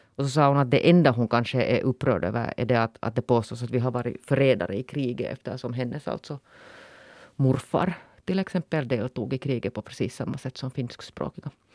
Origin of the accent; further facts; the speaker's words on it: Finland; nu är jag ju finländare mer än vad jag är svensk